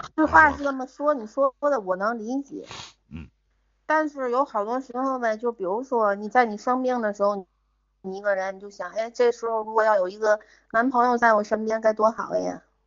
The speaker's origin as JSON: {"language": "Chinese", "region": "Tianjin", "country": "China", "said": "我虽然我是天津人嘛"}